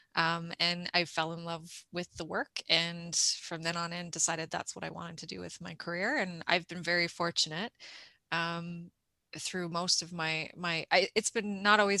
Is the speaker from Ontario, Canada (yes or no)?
yes; Toronto, Ontario, Canada; moved away as an adult; now in East Coast, Canada; I grew up in Toronto, in Scarborough, shout out to the East Side